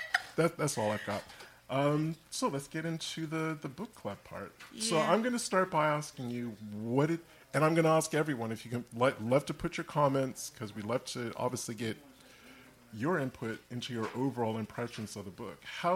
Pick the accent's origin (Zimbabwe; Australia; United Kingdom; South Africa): United Kingdom; England; I'm from England.